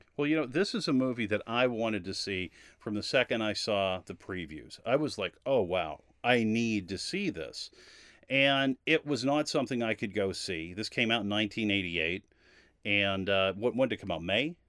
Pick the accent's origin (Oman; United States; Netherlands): United States; Massachusetts; I grew up in Massachusetts